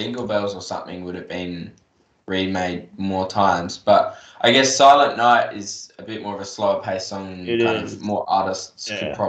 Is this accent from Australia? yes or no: yes; Australia; We are Aussie, so there's kind of quite a bit of us that make sure we need to pay our respects.